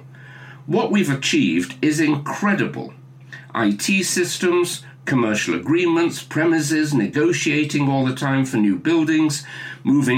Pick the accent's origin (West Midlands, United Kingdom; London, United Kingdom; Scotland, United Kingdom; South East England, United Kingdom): West Midlands, United Kingdom; Staffordshire; I have an affection for Staffordshire. My mother came from there, and it's where I was born